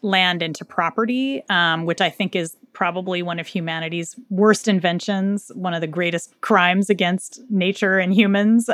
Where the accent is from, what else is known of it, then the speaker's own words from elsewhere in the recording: United States; I grew up in the United States